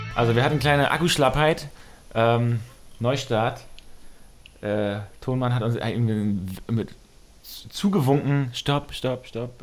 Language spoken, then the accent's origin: German; Wusterhusen, Mecklenburg-Vorpommern, Germany; aus meinem Heimatdorf, auch aus Wusterhusen